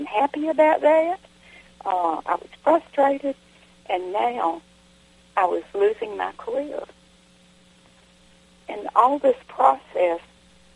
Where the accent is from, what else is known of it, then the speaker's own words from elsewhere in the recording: the South, United States; accent: southern; my southern accent